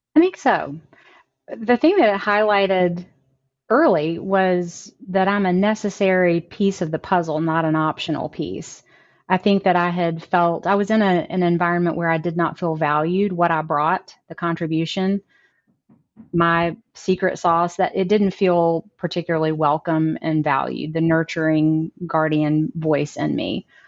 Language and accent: English; Amory, Mississippi, United States; now in Nashville, United States; I'm from Amory, Mississippi, a really small town in North Mississippi, about four hours from here.